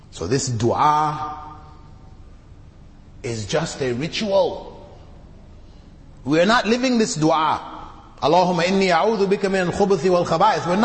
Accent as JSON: {"language": "English", "country": "Canada", "tie": "born or raised there", "also_born_or_lived": "Jamaica", "said": "I came from the West. I grew up in Canada, born in Jamaica, grew up in Canada. So I lived in that society with that level of cleanliness."}